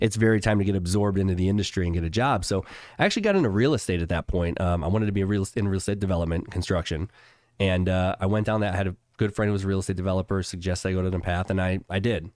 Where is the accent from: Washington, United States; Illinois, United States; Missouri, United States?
Illinois, United States; Chicago; moved away; I grew up in Chicago